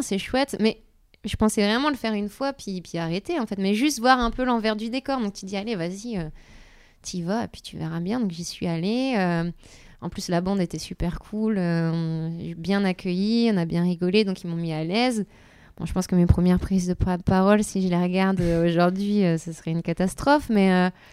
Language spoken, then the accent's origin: French; the North, Hauts-de-France, France; je viens du Nord. Euh, voilà, une famille euh, ouvrière